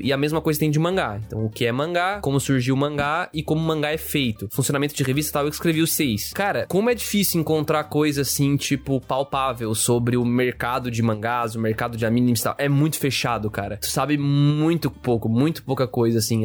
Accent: Brazil; como brasileiros

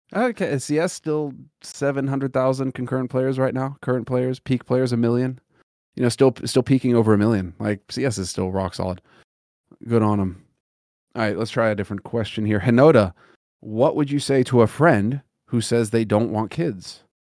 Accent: Los Angeles, California, United States; moved away; growing up in Los Angeles, it was fucking brutal

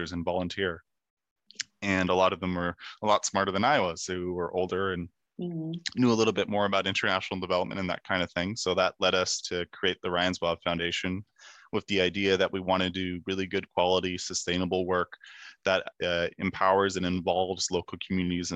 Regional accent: Kemptville, Ontario, Canada; my school in my hometown of Kempville, Ontario

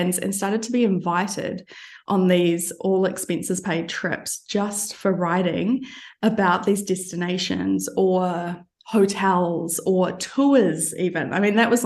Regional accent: New Zealand; moved away as an adult; also born or lived in London; now in Albania; I'm originally from New Zealand, but these days I am based in Albania

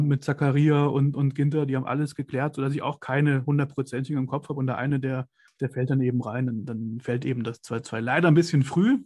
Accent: Kassel, Hesse, Germany; ich komme nicht gebürtig aus, aus Mönchengladbach, ich komme aus Kassel. Das ist in Nordhessen

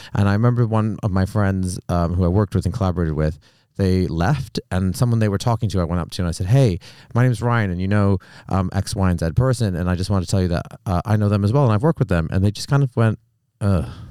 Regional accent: Canada; moved away as an adult; now in United Kingdom; I'm from Canada

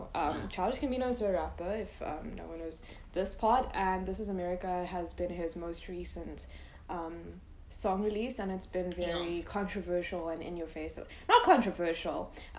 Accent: India; because like culture shock, I'm Indian.

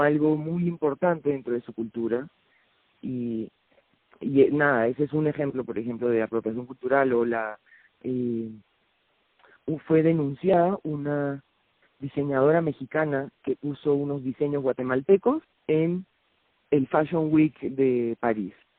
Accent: Lima, Peru; yo soy de Lima

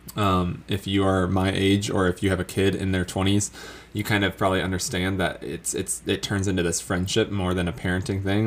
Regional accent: Florida, United States; moved away as an adult; also born or lived in Colorado; now in South Carolina, United States; me not being used to colder climate growing up in Florida

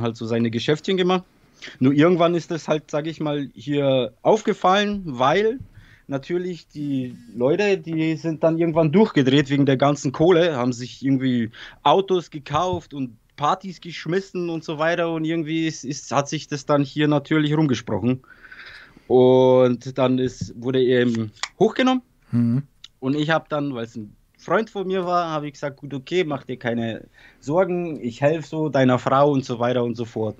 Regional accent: Bavaria, Germany; German is a second language; moved away as an adult; also born or lived in Poland / Weißenfels; ich bin in Polen geboren und in ja. 92 nach Deutschland gekommen, so nach Bayern

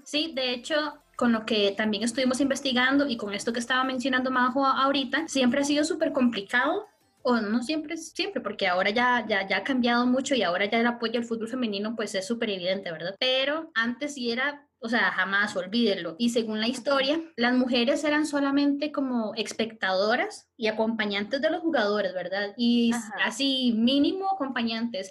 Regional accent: Costa Rica

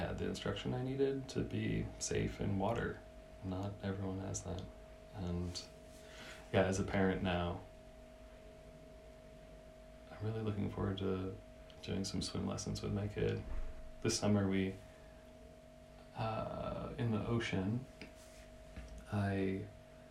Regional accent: Massachusetts, United States; moved away as an adult; also born or lived in Santa Cruz; now in Berlin, Germany; where I grew up in Massachusetts

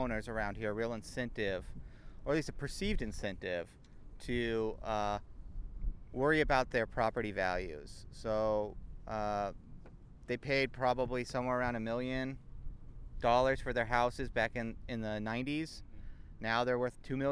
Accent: Manhattan Beach, California, United States; I grew up in Manhattan Beach.

